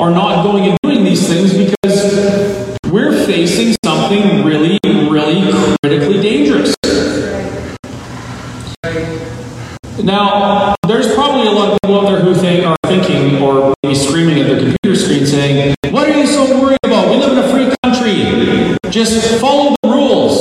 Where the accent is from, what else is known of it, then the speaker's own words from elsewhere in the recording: Kamloops, British Columbia, Canada; also born or lived in Vancouver Island; now in Alberta, Canada; I was born on Vancouver Island, raised in Kamloops, and lived in the island, and I moved here